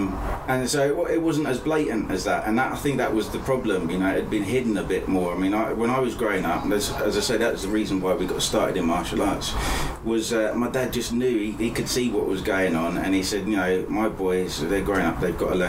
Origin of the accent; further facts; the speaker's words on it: Lambeth, London, United Kingdom; born there; also born or lived in Basingstoke; So I was born in Lambeth in London